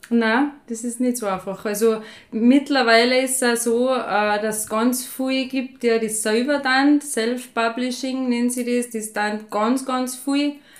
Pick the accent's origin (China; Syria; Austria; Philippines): Austria; Waidring, Tyrol; moved away as an adult; now in St. Jakob in Haus, Austria; ich bin ursprünglich von Wadring. Da bin ich bei einem Bauernhof aufgewachsen